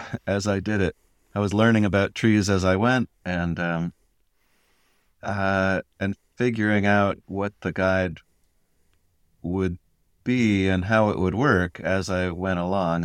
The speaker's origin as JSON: {"language": "English", "region": "Connecticut", "country": "United States", "tie": "born or raised there", "said": "in Connecticut"}